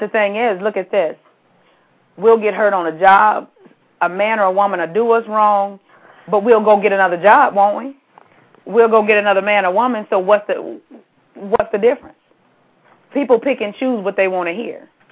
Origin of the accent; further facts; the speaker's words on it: California, United States; I'm from California and I went to school